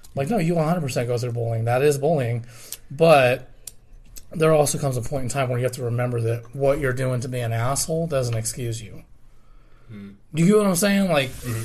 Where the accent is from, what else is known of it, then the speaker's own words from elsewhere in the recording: Commerce City, Colorado, United States; I remember growing up in Commerce City, and we left for many reasons.